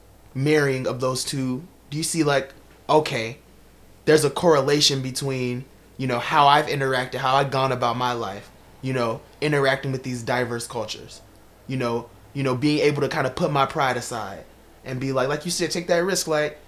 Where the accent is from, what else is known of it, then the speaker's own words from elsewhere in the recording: Chicago, Illinois, United States; Can't even talk about it because I'm from Chicago.